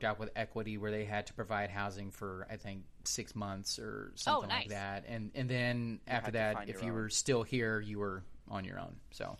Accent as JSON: {"language": "English", "town": "Kansas City", "country": "United States", "said": "I'm from Kansas City"}